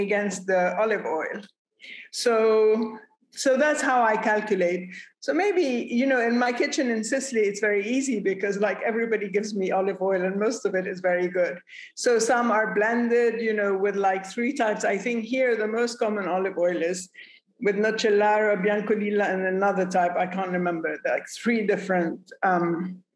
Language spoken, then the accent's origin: English; Lebanon; I come from Lebanon.